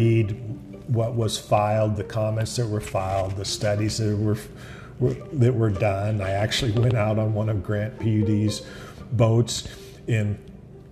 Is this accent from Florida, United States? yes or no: no; Ellensburg, Washington, United States; I was born here. I'm one of 9 kids, 7 boys, 2 girls. I'm number 8 out of 9. I grew up in Ellensburg, went to school here, graduated from Ellensburg High School